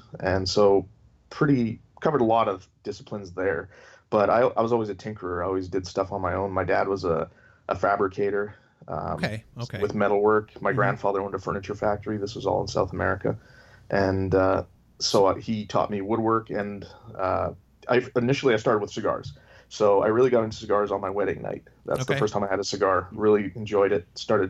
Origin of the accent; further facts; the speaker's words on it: Canada; Yeah, I'm Canadian. The accent doesn't give it away.